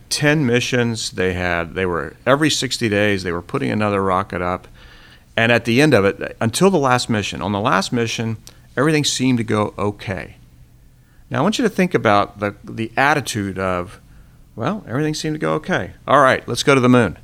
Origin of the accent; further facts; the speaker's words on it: Florida, United States; I grew up in Florida.